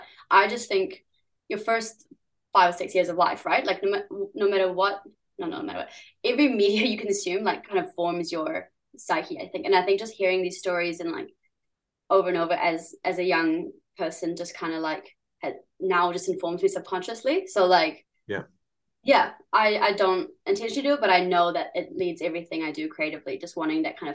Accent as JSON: {"language": "English", "country": "New Zealand", "tie": "born or raised there", "also_born_or_lived": "San Francisco, United States / Germany", "accent": "Kiwi", "said": "we came here when I was like seven, and I guess pretty Kiwi now by culture you probably think I sound Kiwi"}